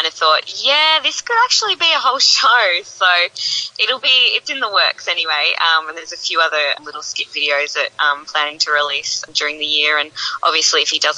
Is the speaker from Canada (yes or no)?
no; Geelong, Victoria, Australia; born or raised there; now in Melbourne, Australia